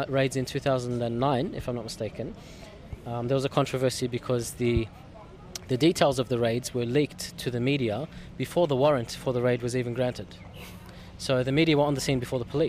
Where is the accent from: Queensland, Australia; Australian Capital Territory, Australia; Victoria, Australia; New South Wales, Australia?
Victoria, Australia; Melbourne; Growing up in Coburg was interesting because it has a strong Lebanese presence